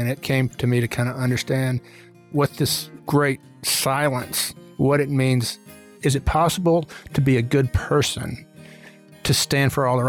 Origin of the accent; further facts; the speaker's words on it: Birmingham, Alabama, United States; I was born in April of 63 in Birmingham